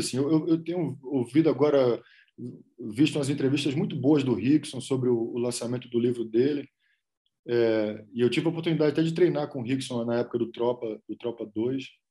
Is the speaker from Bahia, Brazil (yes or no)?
yes; Rodelas, Bahia, Brazil; moved away as an adult; also born or lived in Salvador / Colombia / Los Angeles; a cidade onde meus pais nasceram, onde eu passei uma parte grande da minha vida, chama Rodelas